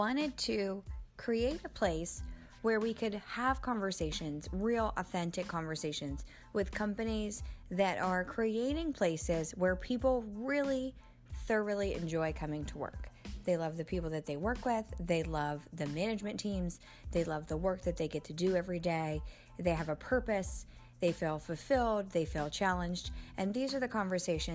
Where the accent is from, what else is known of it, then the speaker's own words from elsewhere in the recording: Pittsburgh, Pennsylvania, United States; I'm actually from the Pittsburgh area as well.